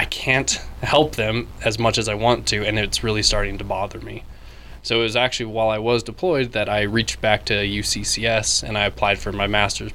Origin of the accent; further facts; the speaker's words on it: Wyoming, United States; I am from Wyoming